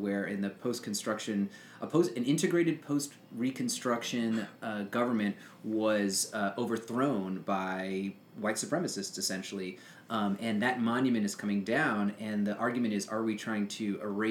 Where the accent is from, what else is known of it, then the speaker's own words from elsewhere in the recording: New Orleans, Louisiana, United States; moved away; I'm from New Orleans